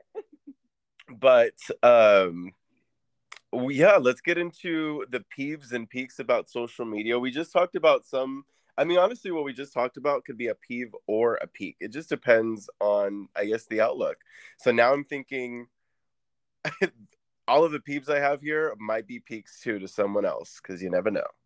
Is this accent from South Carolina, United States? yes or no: no; Orange County, California, United States; moved away as an adult; now in Phoenix, United States; when I moved to Arizona from California, from Orange County